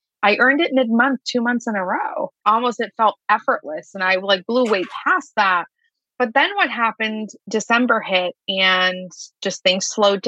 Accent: Lebanon; moved away; I grew up overseas in Lebanon. I grew up during a war, had a deaf father in the military

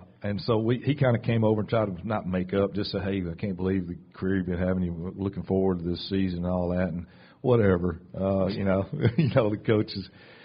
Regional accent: Tupelo, Mississippi, United States; I'm from Tupelo, Mississippi. I grew up next to Tupelo where …'s from.

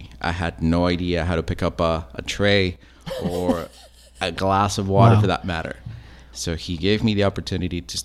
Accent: Los Angeles, California, United States; moved away as an adult; also born or lived in Alaska; now in Tampa, United States; I grew up in California, went to school in Los Angeles

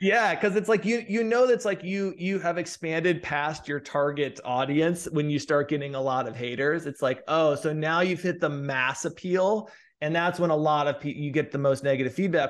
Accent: Midwest, United States; moved away as an adult; also born or lived in St. Louis / New York / Los Angeles; I grew up sort of in the Midwest

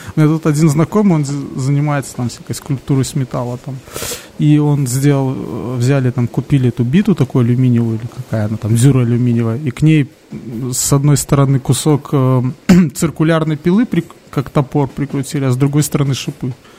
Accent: Belarus; у нас когда-то была такая тема, что нас пытались все переводить на белорусский язык

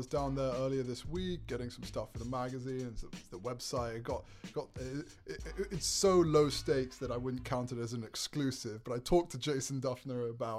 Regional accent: England, United Kingdom; also born or lived in New York / South Carolina; Well, actually, I was born in New York, so the plot thickens. Right. Born in New York, raised in England, then South Carolina in college.

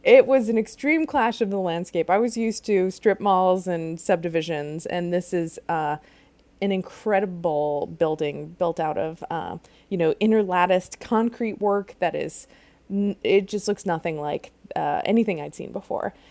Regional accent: outside Chicago, Illinois, United States; I grew up outside Chicago in a suburb

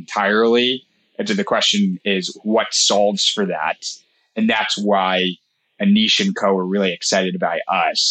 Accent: New York, United States; I'm from New York

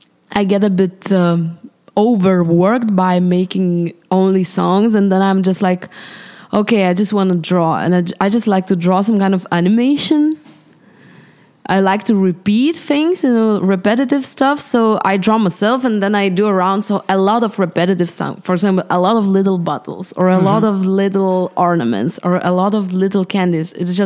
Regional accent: Vilnius, Vilnius County, Lithuania; in Vilnius, Lithuania.

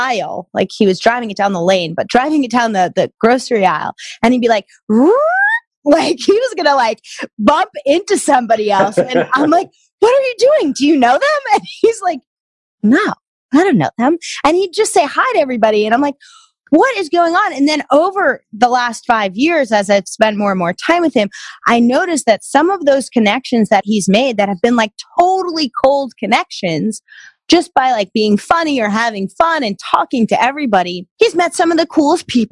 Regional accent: New York area, United States; growing up in the New York area

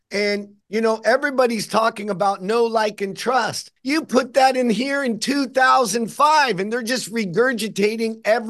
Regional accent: Barstow, California, United States; born or raised there

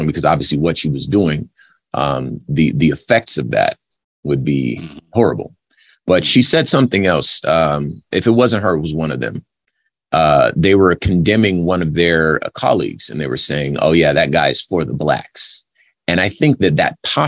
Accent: Los Angeles, California, United States; first language Spanish; English is a second language; when I was growing up in Los Angeles

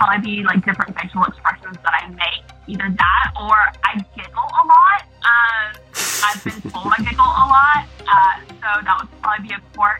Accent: the South, United States; now in New York, United States; Growing up in the South, we do kind of stereotype on New York and Northerners.

